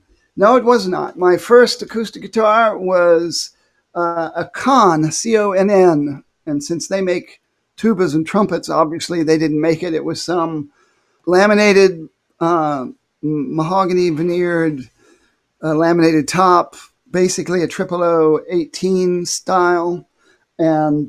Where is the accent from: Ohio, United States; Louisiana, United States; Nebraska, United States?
Ohio, United States; Findlay; I was actually born in a community called Findlay, Ohio, F-I-N-D-L-A-Y